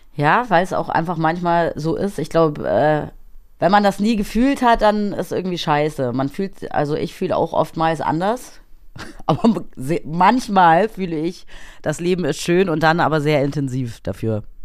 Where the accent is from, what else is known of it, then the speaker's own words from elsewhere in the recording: Munich, Bavaria, Germany; also born or lived in Erba, Italy; ich bin hier aufgewachsen in München.